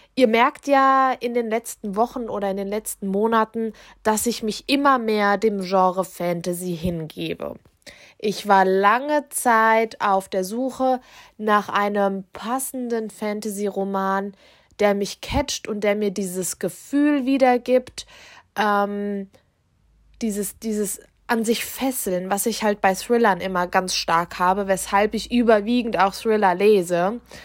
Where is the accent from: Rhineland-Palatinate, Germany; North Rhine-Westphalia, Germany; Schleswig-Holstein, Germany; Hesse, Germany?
Hesse, Germany; near Frankfurt am Main; ich komme ja aus der Nähe von Frankfurt am Main